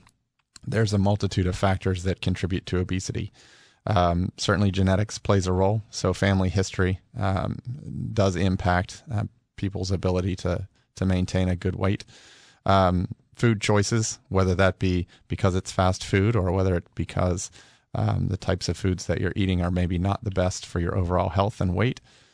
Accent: Pittsburgh, Pennsylvania, United States; Well, I'm originally from Pittsburgh, Pennsylvania

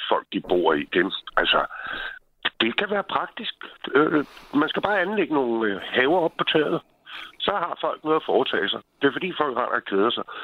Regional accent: Copenhagen, Capital Region of Denmark, Denmark; now in Bornholm, Denmark; Jeg kommer fra Sydhavnen i København.

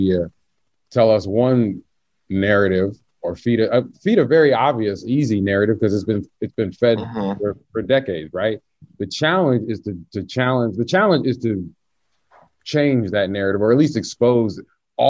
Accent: the South, United States; I'm from the South

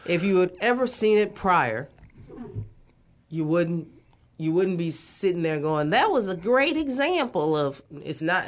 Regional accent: Beaumont, Texas, United States; I grew up in Southeast Texas, super awesome place.

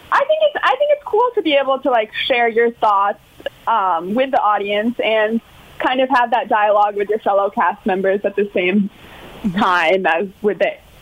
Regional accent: Sarasota, Florida, United States; we were all born and raised in Sarasota.

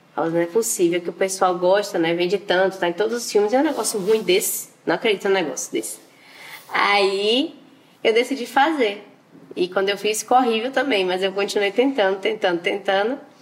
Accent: Valença, Bahia, Brazil; now in Salvador, Brazil; sou de Valença, no interior da Bahia, mas hoje em dia eu moro em Salvador

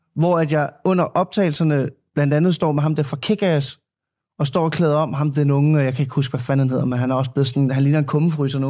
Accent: Denmark; så er jeg vokset op i Danmark

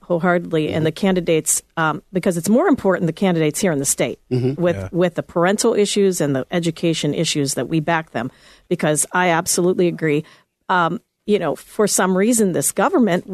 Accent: Pittsburgh, Pennsylvania, United States; moved away; I'm from Pittsburgh, and my dad was in the steel industry, and he lost his job right before I was going to go into college

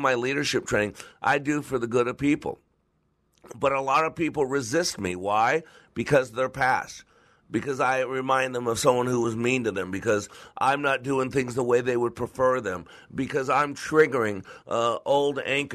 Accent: Las Vegas, Nevada, United States; moved away; I grew up in Vegas

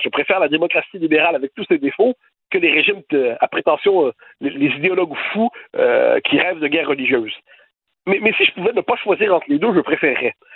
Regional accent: Quebec, Canada; now in France

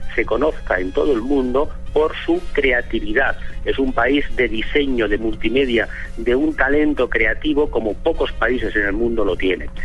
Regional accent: Barcelona, Catalonia, Spain; yo soy español, soy de Barcelona

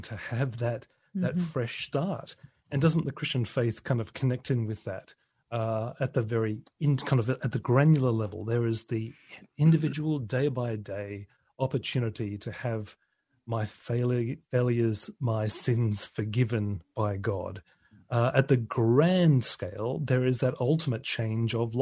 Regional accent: Australia; now in United Kingdom; my home country of Australia

